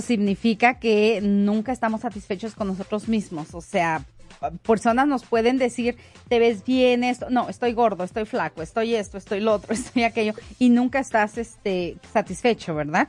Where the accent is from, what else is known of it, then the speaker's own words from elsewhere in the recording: Mexico; also born or lived in Denver, Colorado; como mexicana, aprecio lo mexicano